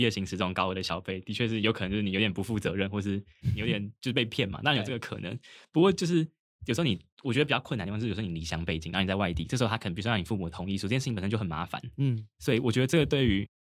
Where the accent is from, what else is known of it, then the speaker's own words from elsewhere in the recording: Taipei, Taiwan; 我自己是个人是比较幸运，因为我老家在台北，所以我其实还是住家里。